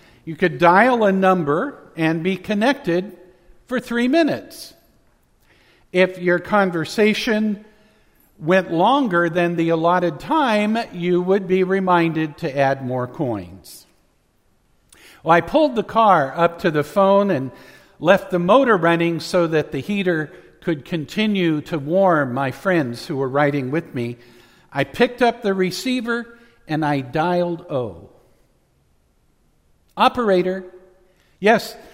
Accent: Central Valley, California, United States; When I was growing up in the Central Valley, there were some nights that we had really thick, dense pea soup-like fog

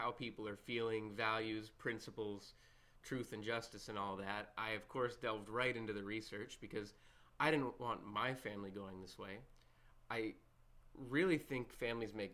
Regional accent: Minnesota, United States; That's my home state

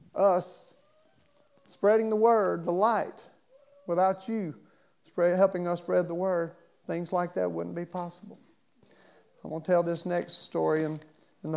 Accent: Baltimore, Maryland, United States; born there; I was born in Baltimore, Maryland. Both of my parents were alcoholics and drug abusers.

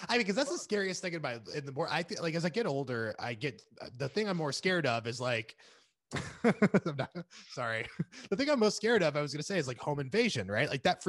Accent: Florida, United States; now in California, United States; We grew up in Florida, and especially a part of Florida that still had some farmland next to it.

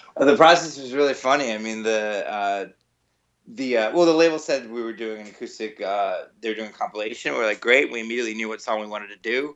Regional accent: New Jersey, United States; moved away as an adult; now in New York City, United States; I'm originally from New Jersey. I moved to New York when I was eighteen

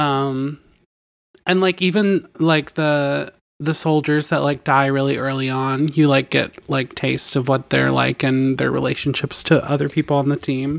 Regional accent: Delaware, United States; I'm from Delaware

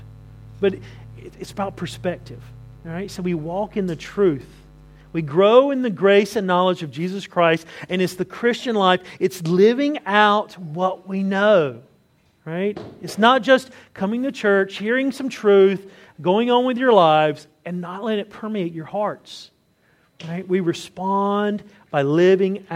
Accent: the South, United States; moved away; I grew up in the South

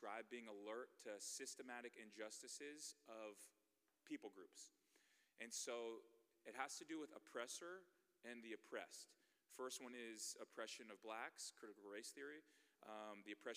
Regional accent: Bay Area, California, United States; moved away as an adult; also born or lived in Nebraska; I'm from the Bay Area

